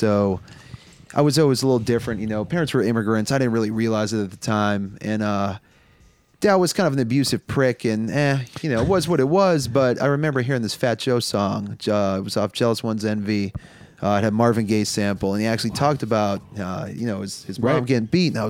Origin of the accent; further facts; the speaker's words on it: Pakistan; No offense to Pakistanis. I am Pakistani, so maybe a little offense.